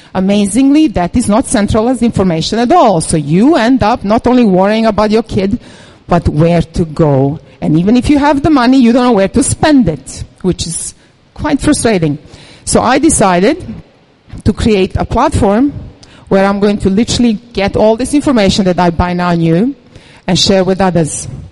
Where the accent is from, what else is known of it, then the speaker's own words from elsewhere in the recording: Serbia; moved away; I come from Serbia